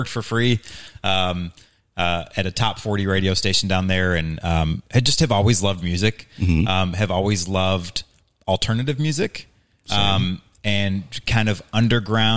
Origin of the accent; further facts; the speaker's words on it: Hazelwood, Missouri, United States; also born or lived in Mississippi; now in St. Charles, United States; I grew up in Hazelwood, Missouri